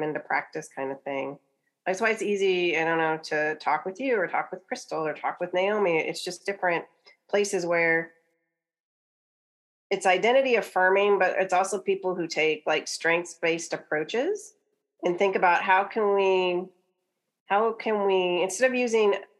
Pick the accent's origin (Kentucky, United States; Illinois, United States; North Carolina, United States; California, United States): Kentucky, United States; I grew up in Kentucky